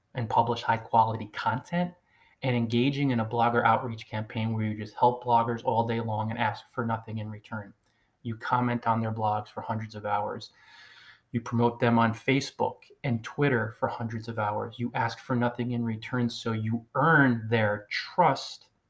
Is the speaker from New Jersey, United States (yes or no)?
yes; New Jersey, United States; first language English; someone like myself who was born in the United States, and English is my native language. I started learning it when I was a little baby. My subconscious mind was open. 46 years ago, tiny little baby arrived in New Jersey